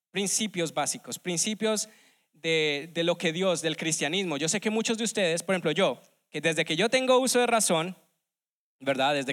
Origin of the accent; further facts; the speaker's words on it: Colombia; now in United States; desde que llegué aquí hace unos ya 17 años en los Estados Unidos, vengo de Colombia